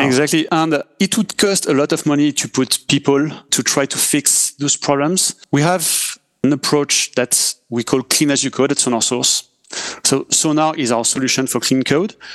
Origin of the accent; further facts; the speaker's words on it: France; accent: French; English is a second language; I'm, I'm French, as uh, we can hear with my accent